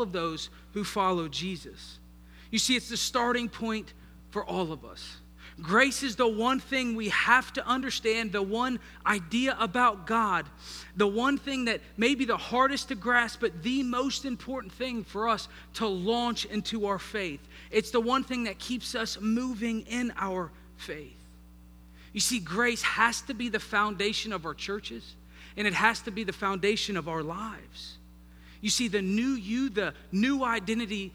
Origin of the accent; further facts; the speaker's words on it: Northern Virginia, United States; moved away; I was raised in Northern Virginia with people from the North